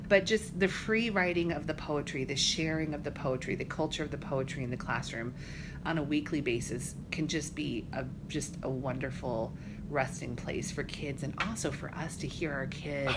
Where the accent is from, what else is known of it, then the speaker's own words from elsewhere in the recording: Colorado, United States; moved away as an adult; also born or lived in Fort Dodge, Iowa / Maine; now in Iowa, United States; But we moved when I was just a, a little kid. I was probably nine. We moved out to Colorado, which really is where I kind of see my home is Colorado. I grew up there.